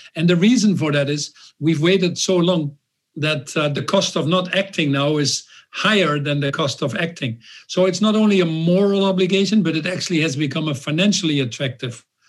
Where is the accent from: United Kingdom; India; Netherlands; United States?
Netherlands; I was born in the Netherlands a little bit 10 years after World War II.